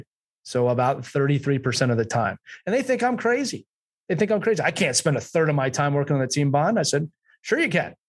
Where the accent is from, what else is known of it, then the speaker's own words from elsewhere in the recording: United States; now in England; I'm an American coaching in England